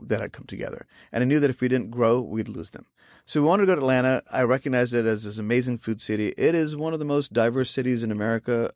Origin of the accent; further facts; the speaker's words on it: Ahmednagar, Maharashtra, India; moved away as an adult; also born or lived in South Carolina; now in United States; to my hometown of Ahmednagar